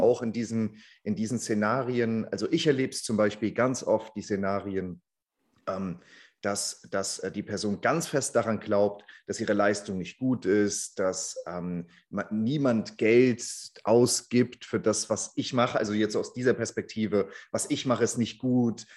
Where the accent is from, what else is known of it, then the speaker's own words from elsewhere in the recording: Frankfurt, Hesse, Germany; ich komme ja auch aus Frankfurt